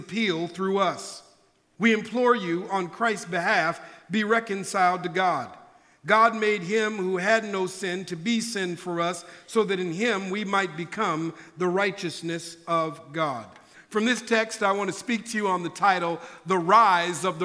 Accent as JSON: {"language": "English", "town": "Minneapolis", "region": "Minnesota", "country": "United States", "tie": "born or raised there", "moved": "yes", "lives_now": "California, United States", "said": "I'm originally from Minneapolis, Minnesota. That's where I was born and raised"}